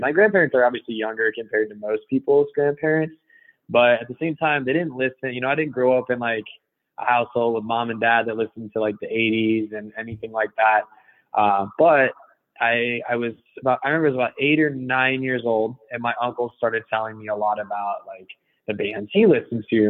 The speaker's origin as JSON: {"language": "English", "region": "Iowa", "country": "United States", "tie": "born or raised there", "also_born_or_lived": "California / Colorado", "moved": "yes", "lives_now": "Jacksonville, United States", "said": "from Iowa, of all places, it exists"}